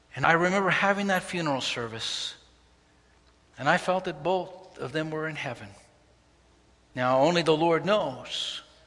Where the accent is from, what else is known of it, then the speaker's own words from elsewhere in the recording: New York City, New York, United States; a young person growing up in Brooklyn, New York on 28th Street.